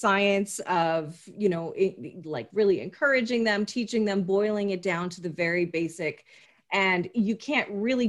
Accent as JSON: {"language": "English", "country": "Canada", "said": "as a Canadian"}